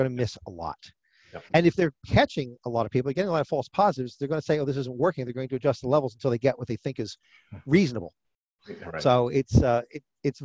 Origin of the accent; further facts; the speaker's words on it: New Jersey, United States; My home state is New Jersey